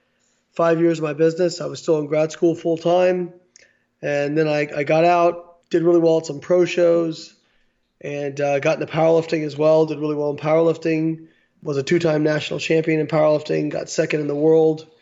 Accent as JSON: {"language": "English", "town": "Evansville", "region": "Indiana", "country": "United States", "tie": "born or raised there", "moved": "yes", "said": "I grew up in Evansville, Indiana."}